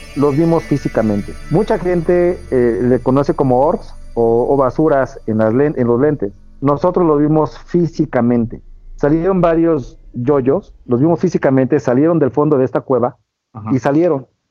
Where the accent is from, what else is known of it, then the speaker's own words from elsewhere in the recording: Mexico City, Mexico; soy de la Ciudad de México